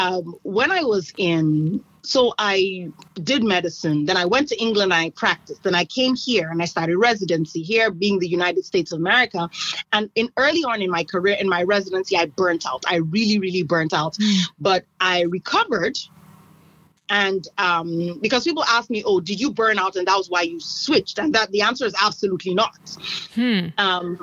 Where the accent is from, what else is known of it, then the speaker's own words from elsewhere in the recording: Nigeria; moved away as an adult; I come from Nigeria, and I grew up in Nigeria, went to medical school in Nigeria